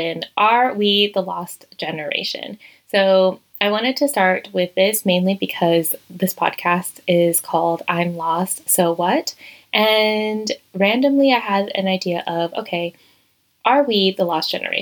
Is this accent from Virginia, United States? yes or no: yes; Virginia, United States; moved away as an adult; also born or lived in Madrid, Spain; now in Toledo, Spain; I am originally from Virginia in the United States